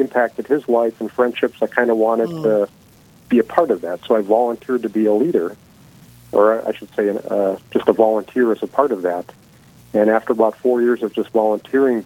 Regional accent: Bismarck, North Dakota, United States; moved away; I was born in Bismarck, so Corpus Christi was my home parish, was baptized there, but moved away for many years. So I actually came back to Bismarck about 25 years ago

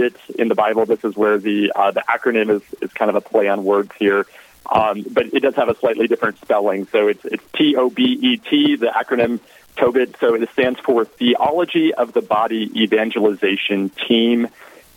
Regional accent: Southwest Colorado, United States; moved away as an adult; also born or lived in Florida; now in Texas, United States; So I'm originally from Southwest Colorado.

